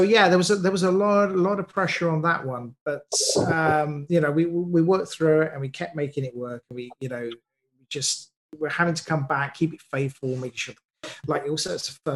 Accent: United Kingdom; I'm a British writer

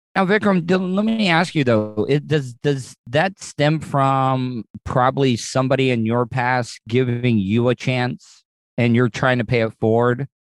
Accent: United States; a dumb American

